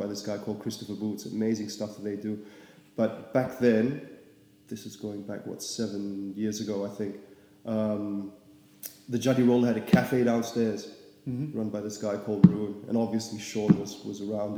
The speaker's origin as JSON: {"language": "English", "country": "Singapore", "tie": "born or raised there", "moved": "as an adult", "lives_now": "Melbourne, Australia", "said": "I'm from Singapore, yeah. Born and bred"}